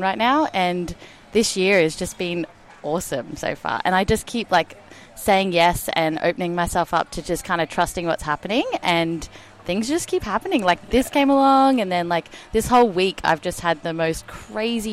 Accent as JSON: {"language": "English", "town": "Brisbane", "region": "Queensland", "country": "Australia", "tie": "born or raised there", "also_born_or_lived": "Canada", "said": "I grew up in Brisbane"}